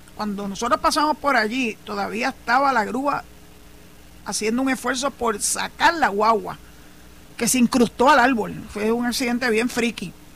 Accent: San Juan, Puerto Rico; moved away as an adult; now in Cabo Rojo, Puerto Rico; soy nacida y criada en San Juan

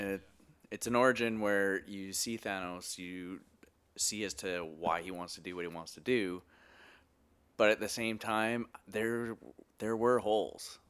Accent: Edmonton, Alberta, Canada; accent: Canadian; moved away as an adult; now in Vancouver, Canada; as you can tell from my accent, uh, Canadian boy

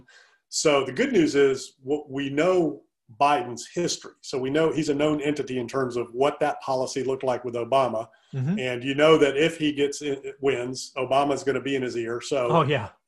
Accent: Deep South, United States; now in Charlottesville, United States; grew up in the Deep South.

